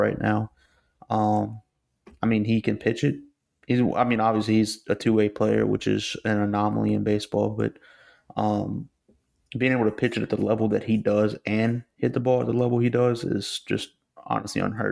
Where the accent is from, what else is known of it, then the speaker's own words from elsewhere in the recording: United States; as an American